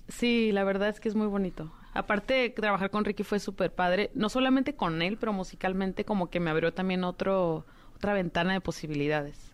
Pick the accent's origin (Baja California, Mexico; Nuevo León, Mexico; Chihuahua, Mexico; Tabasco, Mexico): Baja California, Mexico; also born or lived in Paris, France; now in Los Angeles, United States; yo soy de, de Baja California